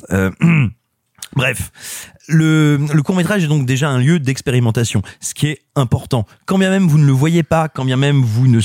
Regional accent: Clermont-Ferrand, Auvergne-Rhône-Alpes, France; je suis natif de Clermont-Ferrand, Clermont-la-Belle, Clermont-la-Grise, Clermont-la-Volcanique.

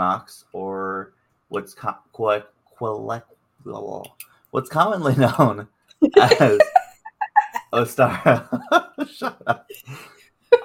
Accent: America's Bible Belt, the South, United States; I grew up Southern Baptist in America's Bible Belt

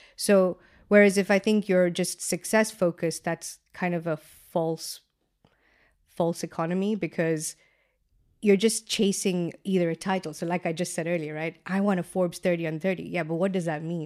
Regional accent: Kenya; moved away as an adult; now in London, United Kingdom; growing up in Kenya

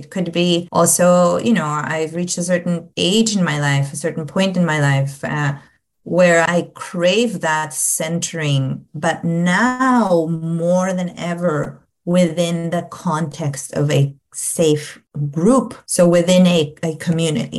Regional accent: Peru; English is a second language; moved away as an adult; my own childhood, my own teen years, you know, growing up in Peru

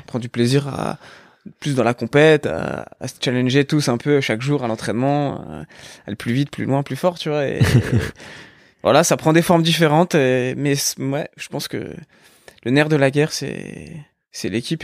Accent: Épinal, Grand Est, France; moved away as an adult; also born or lived in Nancy; on a grandi à Épinal jusque jusque notre bac.

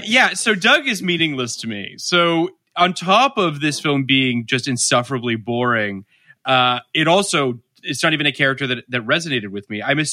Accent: Toronto, Ontario, Canada; I am from Canada, as people know. I'm from Toronto

